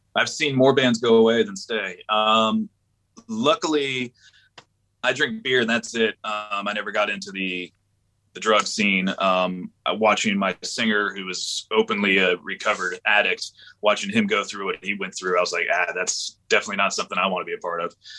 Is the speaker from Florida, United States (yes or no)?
yes; Panama City, Florida, United States; also born or lived in Orlando, Florida / Jacksonville, Florida; I grew up in Panama City, Florida, which is up in the Panhandle, the West area.